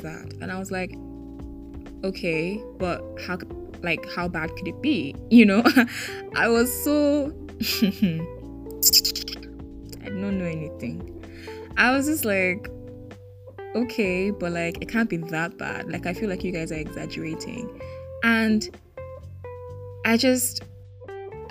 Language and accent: English; Nigeria; moved away as an adult; also born or lived in Lagos, Nigeria; now in Mauritius; I'm Nigerian